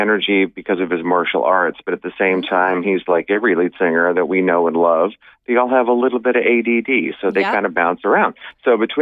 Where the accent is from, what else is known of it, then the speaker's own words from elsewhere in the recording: Sacramento, California, United States; growing up in Northern California, in Sacramento